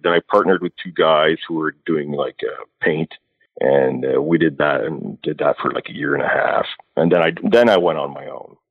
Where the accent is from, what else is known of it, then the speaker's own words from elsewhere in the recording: Alberta, Canada; I grew up in Alberta